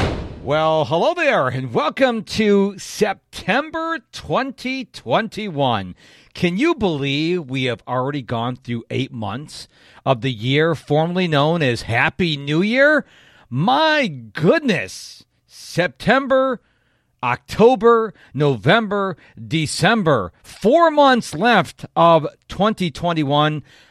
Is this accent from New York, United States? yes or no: yes; North Chili, New York, United States; now in Houston, United States; I moved from Rochester, New York, down to Houston, Texas, where I currently live, in July of 1997. Now, I say Rochester, New York, because I would be very grateful if you have heard of Rochester, New York. But I lived in a little town off to the west of Rochester called North Chalai